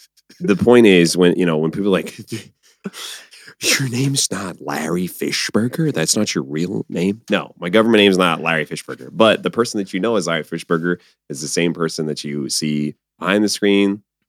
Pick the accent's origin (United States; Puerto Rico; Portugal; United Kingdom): Portugal; Azores; my family, my people come from islands. I'm from the Azores. I'm literally an island boy.